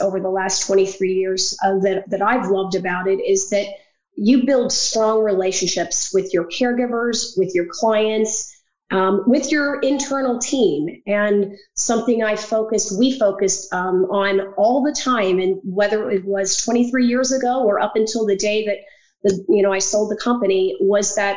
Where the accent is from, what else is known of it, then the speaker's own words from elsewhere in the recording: Pennsylvania, United States; moved away as an adult; also born or lived in Virginia; I grew up in Pennsylvania and was living in Virginia at the time